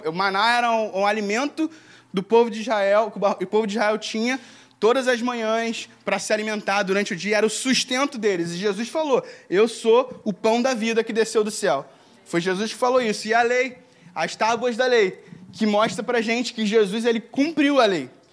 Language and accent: Portuguese; Brazil; Escolheram para mim vir para o Brasil e por causa disso, eu, hoje eu sou brasileiro